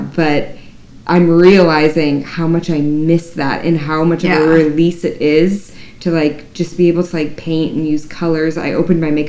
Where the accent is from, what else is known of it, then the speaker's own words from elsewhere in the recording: Minnesota, United States; I'm from Minnesota